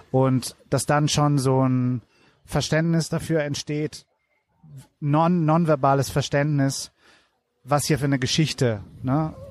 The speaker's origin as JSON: {"language": "German", "country": "Italy", "second_language": "German", "said": "ich komme aus Italien."}